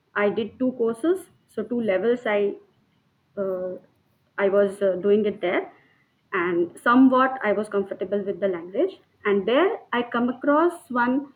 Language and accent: English; Pune, Maharashtra, India; English is a second language; moved away as an adult; now in Delhi, India; I'm basically from Pune, Maharashtra, and born and brought up in Maharashtrian family. Till my master's degree, I was living in Pune.